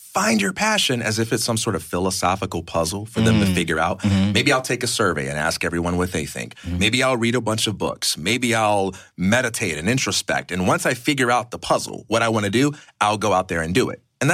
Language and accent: English; Chicago, Illinois, United States; I'm from Chicago, Illinois.